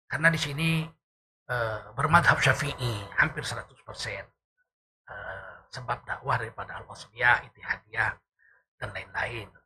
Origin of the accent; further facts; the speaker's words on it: North Sumatra, Indonesia; born there; Terutama di daerah saya, kelahiran saya, Provinsi Sumatera Utara ini.